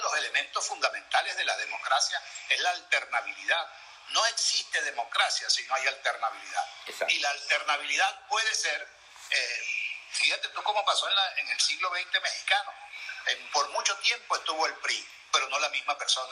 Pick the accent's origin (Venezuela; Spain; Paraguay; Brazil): Venezuela; todos somos venezolanos